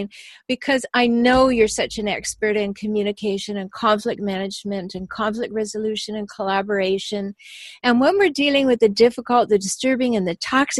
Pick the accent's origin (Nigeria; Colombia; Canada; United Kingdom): Canada; now in San Diego, United States; I'm Canadian and I live in San Diego